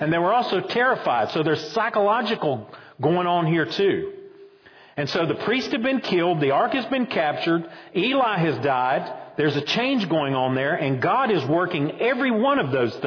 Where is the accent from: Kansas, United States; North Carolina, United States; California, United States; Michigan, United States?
North Carolina, United States; Boone; now in Roxboro, United States; when I was growing up in Boone, we kind of laughed at the folks down in Wilkes County